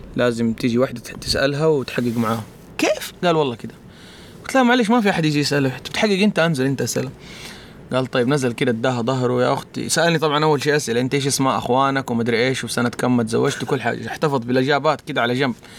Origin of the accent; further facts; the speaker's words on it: Mecca, Makkah Province, Saudi Arabia; also born or lived in Riyadh; انا اصلا مو من الطائف، انا جاي من مكه